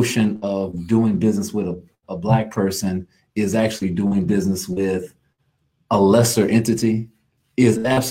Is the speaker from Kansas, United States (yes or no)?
yes; Kansas, United States; also born or lived in Louisiana; now in Houston, United States; I was born and raised in Kansas.